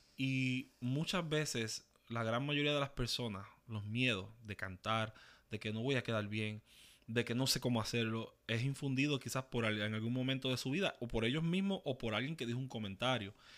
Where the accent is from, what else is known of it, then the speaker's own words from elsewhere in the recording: Ceiba, Puerto Rico; also born or lived in Fajardo / New York; Yo nací en Fajardo, me crié en Ceiba